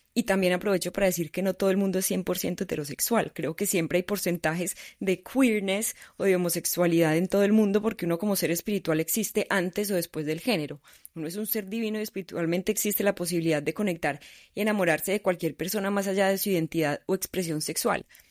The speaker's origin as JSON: {"language": "Spanish", "country": "Colombia", "said": "Obviamente soy colombiana, un país tercermundista, extremadamente machista, nací en una sociedad machista"}